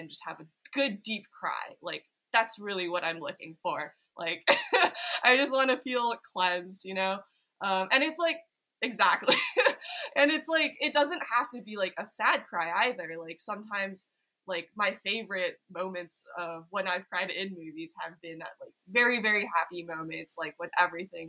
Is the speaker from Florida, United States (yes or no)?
no; Silicon Valley, California, United States; moved away as an adult; now in Los Angeles, United States; I grew up in Silicon Valley